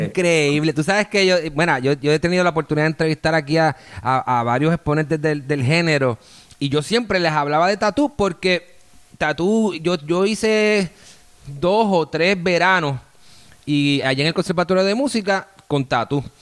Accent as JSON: {"language": "Spanish", "town": "Bayamón", "country": "Puerto Rico", "moved": "yes", "lives_now": "Miami, United States", "said": "yo soy de Bayamón, yo soy de Bayamón, aunque tengo estas palmitas. Y activo, yo, vivo acá en la ciudad de Miami"}